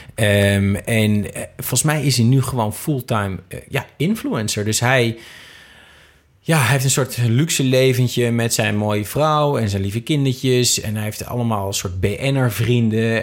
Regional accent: Twente, Overijssel, Netherlands; now in Amsterdam, Netherlands; in Twente, waar ik vandaan kom, ja, het leven is niet zo duur

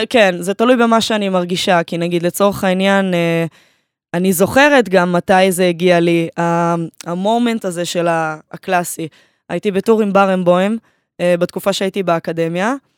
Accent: Haifa, Haifa District, Israel; אני מהקריות, אה, מקריית חיים

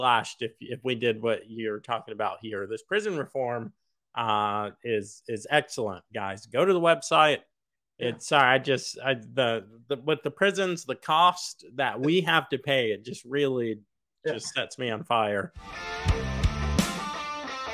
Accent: United States; I'm from the United States

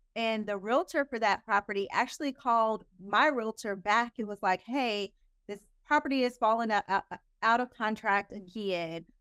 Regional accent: Oklahoma, United States; moved away as an adult; now in Dallas, United States; my home state later on state Oklahoma. I'm from Oklahoma

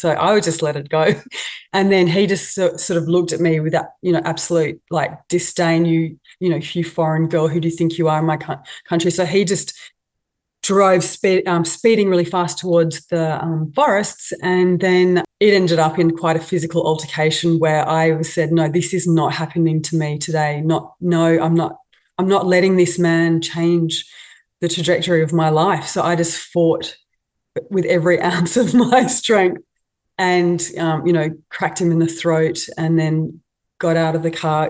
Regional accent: Australia; also born or lived in Moscow, Russia; being an Aussie

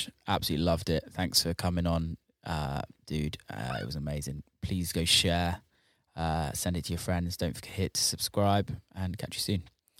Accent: Bristol, South West England, United Kingdom; I've just got booked for my first homecoming show back in Bristol.

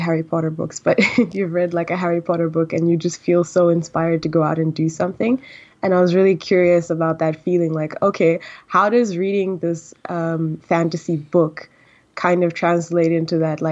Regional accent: Tanzania; moved away; I'm actually Tanzanian and I grew up in Tanzania

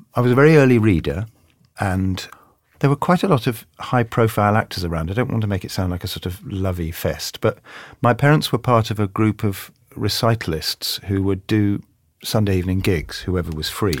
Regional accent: London, United Kingdom; I grew up in South London, and when I go and see my football team, A F C Wimbledon, I still come out talking like this

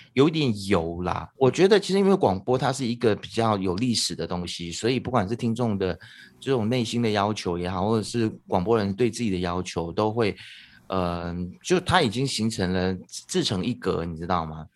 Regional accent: Taitung, Taitung County, Taiwan; now in Malaysia; 我小时候在台东长大的嘛

